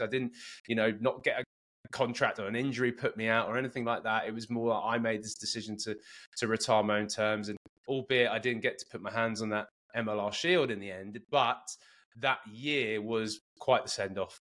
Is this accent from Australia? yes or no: no; Cambridge, East of England, United Kingdom; moved away as an adult; also born or lived in Bedford / San Diego County; now in San Diego, United States; I was born and raised in Cambridge and, and went to Cambridge Rugby Club